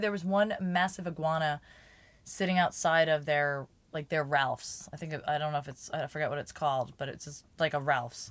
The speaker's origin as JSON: {"language": "English", "region": "New Jersey", "country": "United States", "moved": "yes", "said": "I'm from Jersey"}